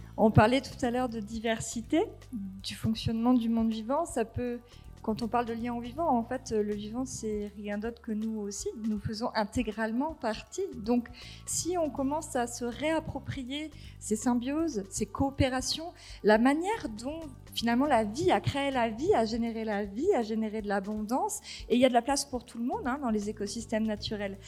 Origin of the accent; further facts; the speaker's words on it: near Marseille, Provence-Alpes-Côte d'Azur, France; moved away as an adult; also born or lived in Cévennes ardéchoises; now in Ardèche, France; je suis originaire de euh, près de Marseille, fille d'agriculteur.